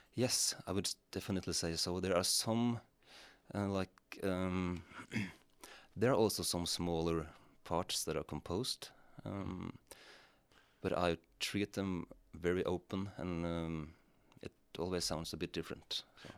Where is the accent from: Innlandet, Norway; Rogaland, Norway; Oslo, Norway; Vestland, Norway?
Innlandet, Norway; Rendalen; the church where I grew up in Rendalen in Norway